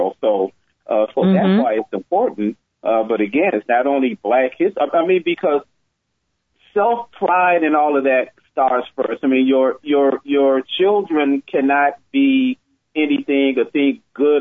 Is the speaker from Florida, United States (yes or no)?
no; Chicago, Illinois, United States; moved away as an adult; I'm from Chicago